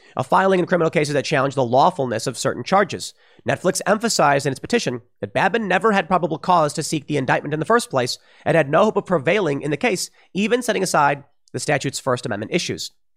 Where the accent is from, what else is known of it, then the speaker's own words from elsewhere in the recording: United States; I'm an American